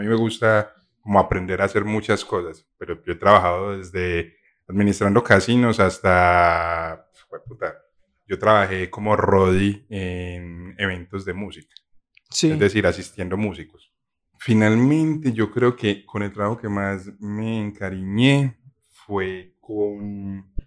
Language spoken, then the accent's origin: Spanish; Paisa, Antioquia, Colombia; ser paisa y vivir en otra parte